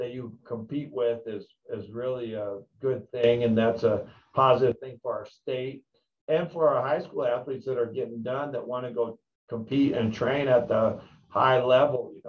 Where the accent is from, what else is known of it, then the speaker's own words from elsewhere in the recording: Colstrip, Montana, United States; now in Havre, United States; I grew up in Colstrip